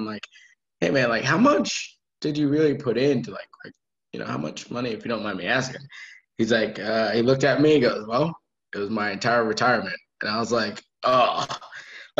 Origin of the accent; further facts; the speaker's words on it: Randolph, Vermont, United States; moved away as an adult; now in Charlotte, United States; I'm just a kid from Vermont. Randolph, to be specific. So pretty much dead center of the state.